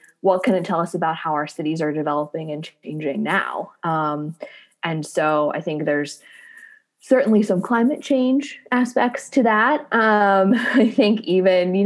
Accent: Central Missouri, United States; I am from Central Missouri

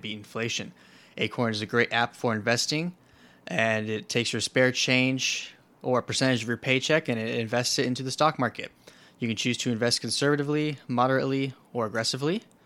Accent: Florida, United States; Florida, my home state

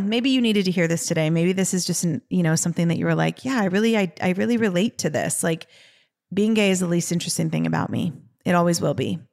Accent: Los Angeles, California, United States; we are from Los Angeles

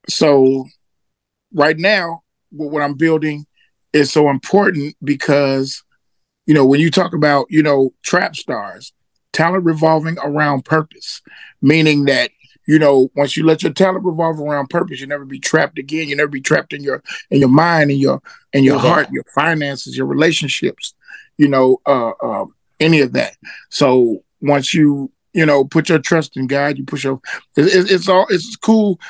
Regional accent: Memphis, Tennessee, United States; moved away; also born or lived in Atlanta / Houston, Texas; I was born in Memphis, Tennessee.

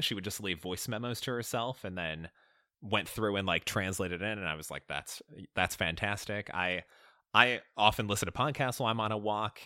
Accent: Chicago, Illinois, United States; I grew up in Chicago, so uh, Cubs fan at heart

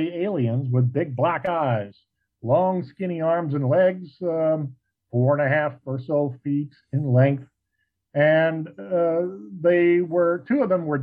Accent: Cape Girardeau, Missouri, United States; moved away as an adult; now in southern Missouri, United States; when I grew up in Cape Girardeau, Missouri, across the state in the 1980s and 90s, before I moved away from there

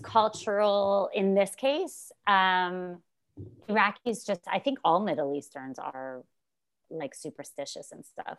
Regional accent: Montreal, Quebec, Canada; moved away as an adult; also born or lived in New York; now in Toronto, Canada; I moved to Toronto 'cause I'm from Montreal originally.

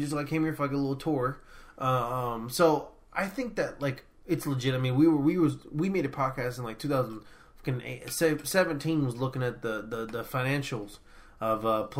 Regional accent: United States; I'm American.

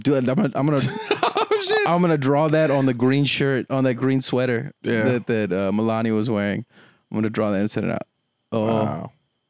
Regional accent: the Rio Grande Valley, Texas, United States; moved away; My hometown's underwater. Where I'm from, the valley

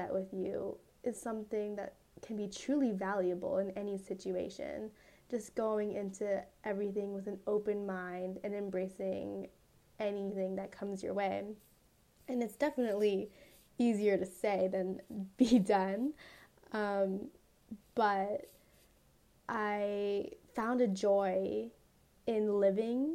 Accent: Las Vegas, Nevada, United States; I tell everyone I'm from Las Vegas, but like truly I live in like the suburb of Vegas, which is like 10 minutes away from the actual city

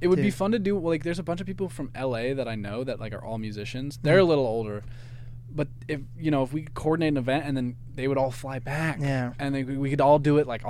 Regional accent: Seattle, Washington, United States; I grew up in Seattle

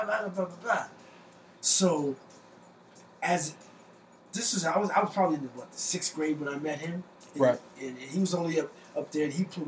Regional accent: Trenton, New Jersey, United States; also born or lived in Mount Arlington, New Jersey / Oxford, North Carolina; now in North Carolina, United States; I was born in Trenton

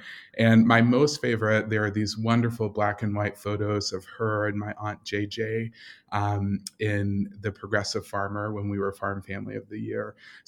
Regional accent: Russell County, Kentucky, United States; now in Louisville, United States; am a ninth generation Kentuckian, and I split my time between my home in Louisville and my home in my hometown, which is Russell County. And that's a very small rural lake community near the Tennessee border of Kentucky.

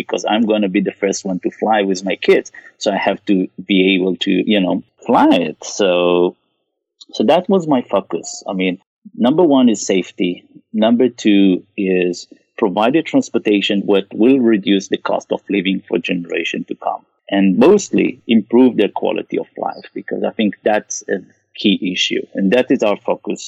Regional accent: Israel; moved away as an adult; also born or lived in Japan; now in Bay Area, United States; originally I'm from Israel

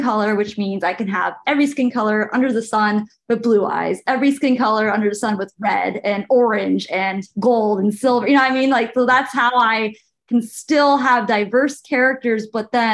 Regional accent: California, United States; I'm from California.

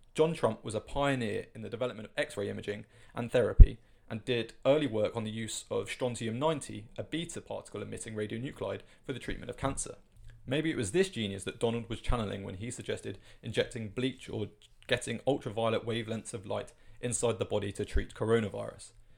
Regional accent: United Kingdom; as a Brit

